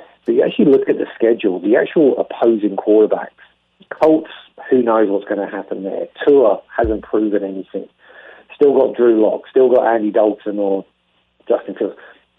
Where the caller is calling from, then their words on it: Australia; obviously I'm talking from Australia